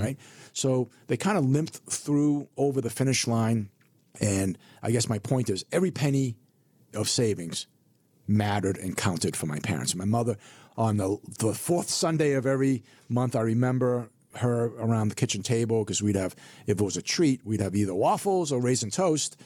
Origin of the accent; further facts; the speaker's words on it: Burlington, Massachusetts, United States; also born or lived in Hong Kong; I grew up in Burlington, Massachusetts